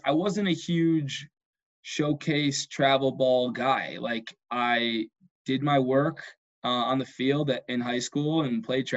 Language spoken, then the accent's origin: English; Rochester, United States; moved away as an adult; I came from Rochester